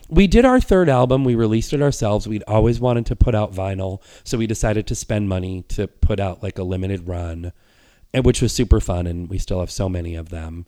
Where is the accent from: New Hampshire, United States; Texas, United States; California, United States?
New Hampshire, United States; when I was a, a kid and a teenager growing up in New Hampshire